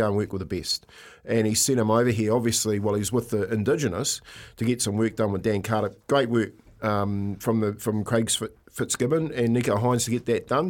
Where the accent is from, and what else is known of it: New Zealand